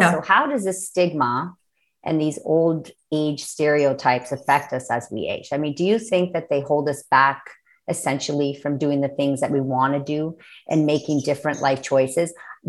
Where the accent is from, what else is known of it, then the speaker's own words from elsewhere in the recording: Toronto, Ontario, Canada; No, I'm from the Toronto area.